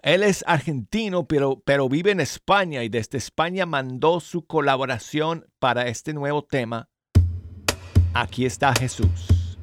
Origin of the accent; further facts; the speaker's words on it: Colorado, United States; Spanish is a second language; moved away as an adult; now in Alabama, United States; yo soy de Colorado, esa es mi tierra. Pero he pasado 28 años aquí en Alabama